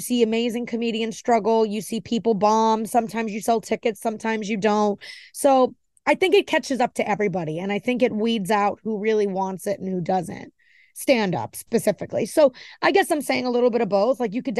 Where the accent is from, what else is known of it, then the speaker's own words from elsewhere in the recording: New York, United States; I'm an Italian from New York, so I relate to how he just is.